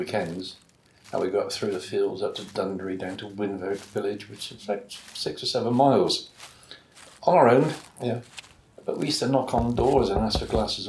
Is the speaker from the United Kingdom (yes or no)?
yes; Bristol, South West England, United Kingdom; I was actually born in Hartcliffe. The end of Hartcliffe we moved in first was a block of flats at the end of Hareclive Road.